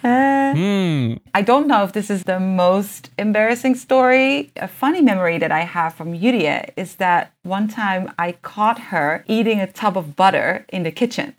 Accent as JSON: {"language": "Japanese", "country": "Netherlands", "tie": "born or raised there", "said": "平日はオランダの小学校で土曜日は補修校の日本人小学校に"}